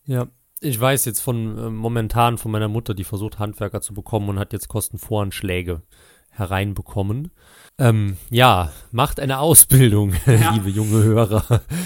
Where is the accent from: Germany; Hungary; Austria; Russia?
Germany; near Trier, Rhineland-Palatinate; Und ich weiß noch als Kind, bei uns in Rheinland-Pfalz, Nähe Trier